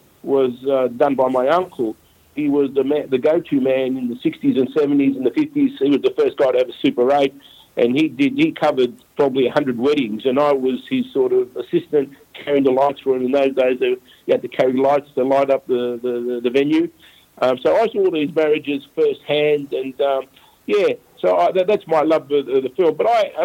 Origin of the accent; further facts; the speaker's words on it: Melbourne, Victoria, Australia; also born or lived in Footscray; I was born in Footscray, so I grew up in and around West Melbourne, Victoria Market.